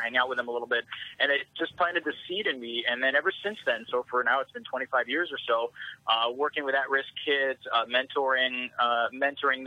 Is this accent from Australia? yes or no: no; Seattle, Washington, United States; moved away as an adult; also born or lived in Houston; it's my hometown.